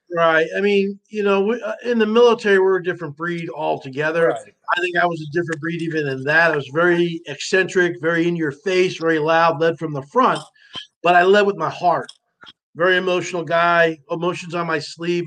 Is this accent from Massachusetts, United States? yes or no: no; New Jersey, United States; moved away; I grew up in North Jersey, kind of a tough neighborhood